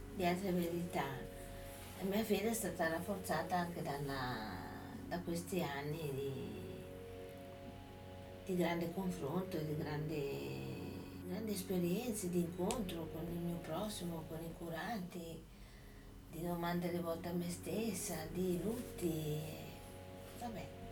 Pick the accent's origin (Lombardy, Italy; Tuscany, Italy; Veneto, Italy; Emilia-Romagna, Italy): Lombardy, Italy; sono cresciuta in Italia, in Lombardia, in un contesto rigorosamente cattolico